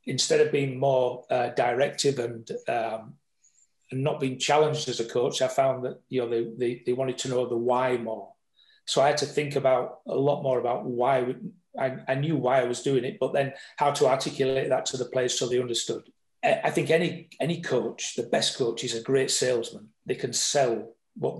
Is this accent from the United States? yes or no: no; England, United Kingdom; me being an Englishman